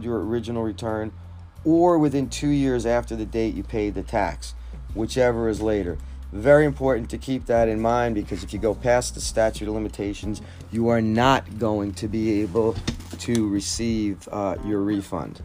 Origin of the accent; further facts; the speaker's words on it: New Jersey, United States; I'm from New Jersey